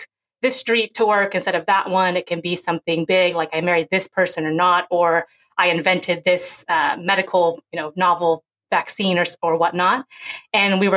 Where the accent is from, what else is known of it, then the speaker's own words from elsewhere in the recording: Seattle, Washington, United States; also born or lived in Seoul, South Korea; I was born in Seoul, South Korea. And then at 5.5 months old, as a little baby, I was brought over to America. And I grew up in Seattle, Washington.